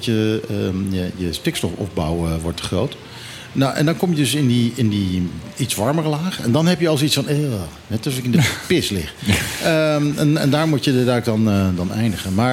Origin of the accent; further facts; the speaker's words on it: Netherlands; En als Nederlander spreek ik dat nu uit, dus Dooie Kat.